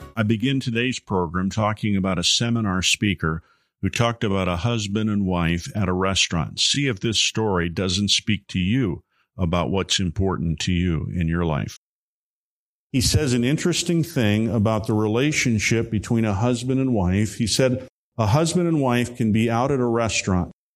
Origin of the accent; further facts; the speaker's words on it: Chicago, Illinois, United States; also born or lived in Columbus, Ohio; now in Texas, United States; I grew up in the Chicago area